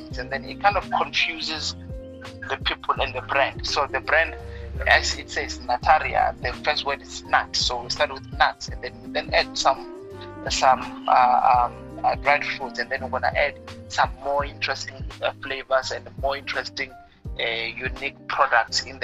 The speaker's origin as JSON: {"language": "English", "area": "Venda", "region": "Limpopo", "country": "South Africa", "tie": "born or raised there", "also_born_or_lived": "Pretoria / Western Cape", "moved": "as an adult", "said": "I grew up in a village called Manamani. Manamani in Venda. It's just outside Thendo. That's where I was born, and that's where I grew up."}